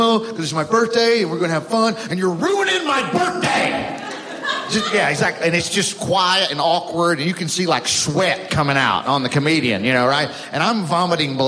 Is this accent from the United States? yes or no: yes; Alabama, United States; I'm from Alabama